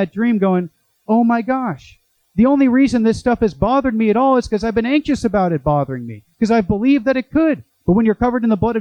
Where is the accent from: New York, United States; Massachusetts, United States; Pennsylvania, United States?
Massachusetts, United States; Boston; also born or lived in Chicago; now in Santiago Retreat Center, Orange County, United States; I'm from Boston